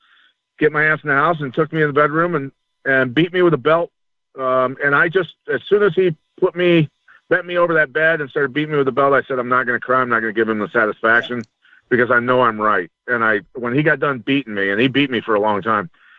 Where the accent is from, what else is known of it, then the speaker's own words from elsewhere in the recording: Bettendorf, Iowa, United States; I grew up wrestling in Iowa